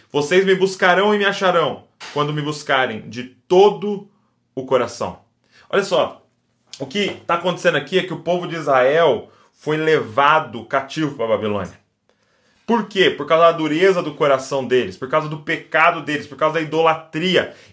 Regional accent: Bragança Paulista, São Paulo, Brazil; a nossa cidade, ela, eu sou aqui de Bragança Paulista

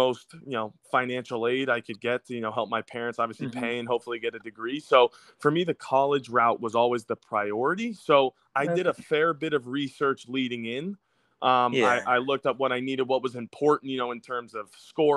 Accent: United States; as an American

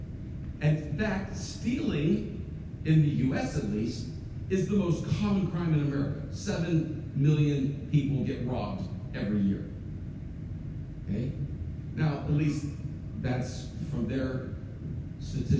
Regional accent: United States

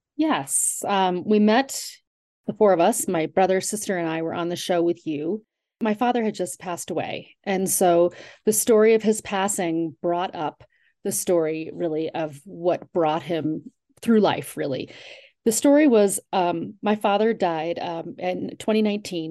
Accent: Garden City, New York, United States; moved away as an adult; also born or lived in Vermont; now in Colorado, United States; my grandmother settled in a little town on Long Island called Garden City and that's where my father also settled and where my sister, brother, and I were raised

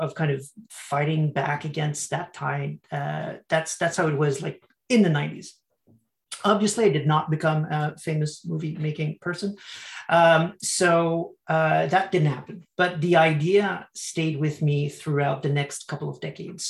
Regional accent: Canada; I'm from Canada

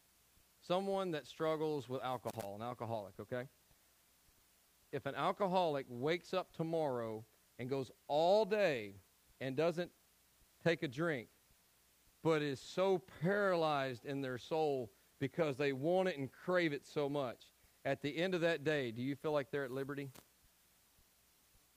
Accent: Tennessee, United States; I'm from Tennessee.

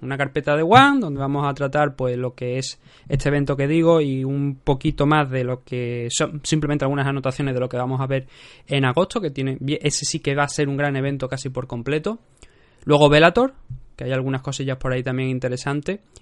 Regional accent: Cádiz, Andalusia, Spain; yo soy gaditano

